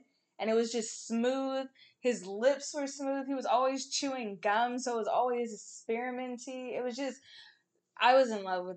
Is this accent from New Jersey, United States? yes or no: no; the Bay Area, California, United States; now in the Valley, United States; I'm from the Bay